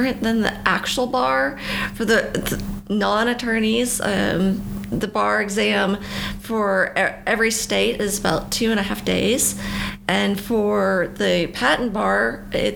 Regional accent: Fayetteville, Arkansas, United States; I am from Fayetteville, Arkansas, born and raised, and not really ever leaving.

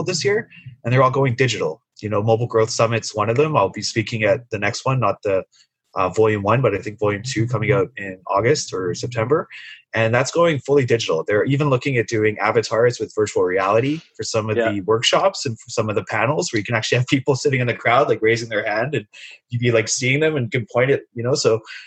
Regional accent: Sunshine Coast, British Columbia, Canada; now in Vancouver, Canada; growing up on the Sunshine Coast, my parents were both telecommuters

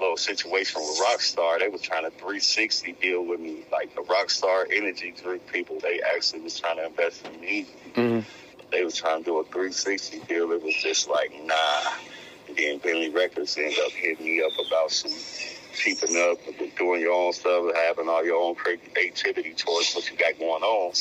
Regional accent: Minneapolis, Minnesota, United States; I'm from Minneapolis, Minnesota

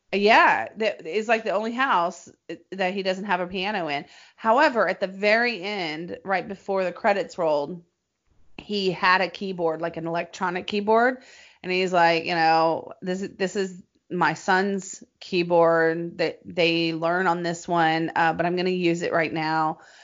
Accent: Nashville, Tennessee, United States; now in Los Angeles, United States; Nashville, my hometown

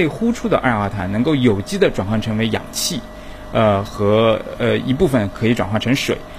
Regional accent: China; 我们中国人

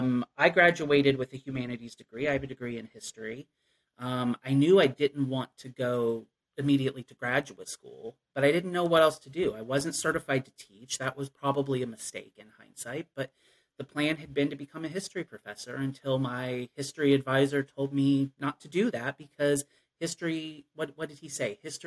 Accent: Appalachia, United States; I definitely found myself missing the cultural aspects of growing up in Appalachia and in a rural area.

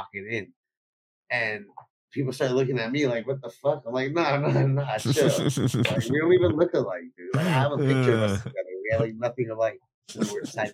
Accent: the Valley, California, United States; I'm from the Valley, home of OG and porn.

